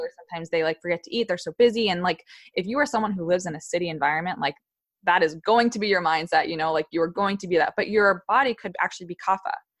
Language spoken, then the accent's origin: English; Wellesley, Massachusetts, United States; moved away as an adult; also born or lived in New York / Virginia; my hometown of Wellesley, Massachusetts, like a few, like twenty, twenty to forty minutes outside Boston